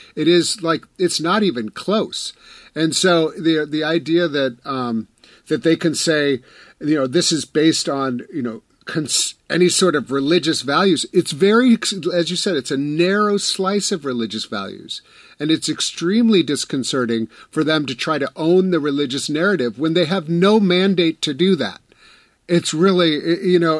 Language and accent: English; Wisconsin, United States; I'm from Wisconsin